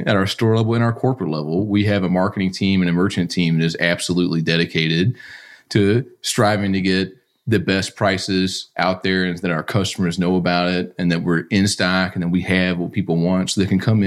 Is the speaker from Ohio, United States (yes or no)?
no; Louisville, Kentucky, United States; I'm homegrown. I'm from Louisville